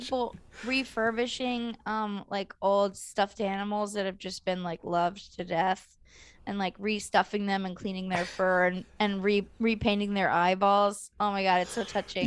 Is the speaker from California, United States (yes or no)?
yes; California, United States; I'm from California